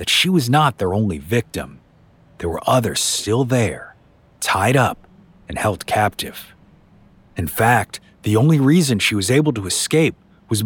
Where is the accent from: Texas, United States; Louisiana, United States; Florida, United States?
Louisiana, United States; New Orleans; my hometown of New Orleans